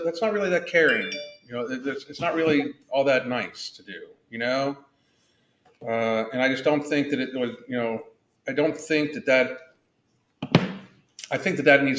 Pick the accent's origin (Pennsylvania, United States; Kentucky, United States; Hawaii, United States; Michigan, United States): Kentucky, United States; They recognize me. I'm from Kentucky.